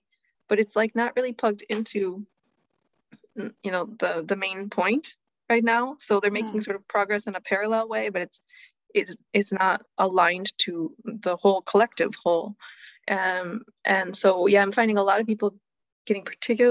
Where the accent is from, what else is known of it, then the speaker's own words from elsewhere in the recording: United States; I grew up in the US